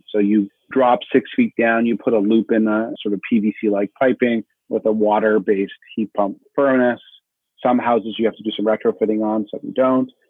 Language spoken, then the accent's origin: English; Manitoba, Canada